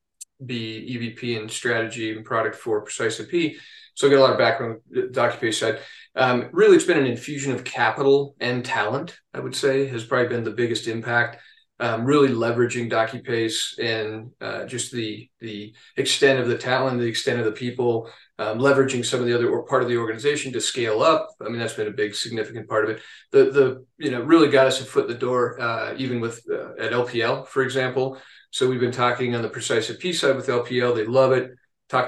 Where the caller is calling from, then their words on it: Denver, Colorado, United States; Denver, Colorado.